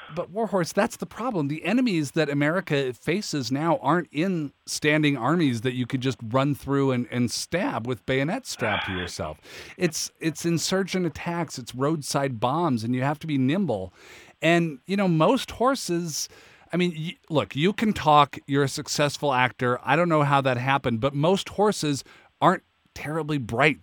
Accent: Seattle, Washington, United States; I grew up in Seattle

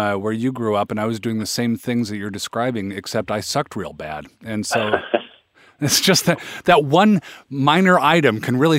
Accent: Federal Way, Washington, United States; I'm from Federal Way, so I've been to Mount Vernon many times.

